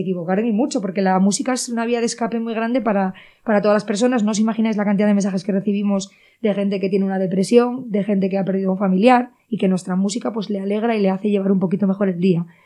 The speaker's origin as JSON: {"language": "Spanish", "town": "Cangas de Narcea", "region": "Asturias", "country": "Spain", "tie": "born or raised there", "said": "Yo vengo de Cangas de Narcea, de Cibullo, un pueblo que en, en, ese pueblo no había así tampoco ningún músico ni nada"}